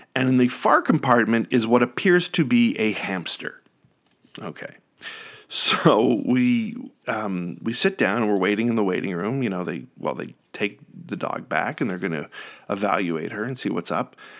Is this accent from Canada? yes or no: yes; Canada; moved away; as a Canadian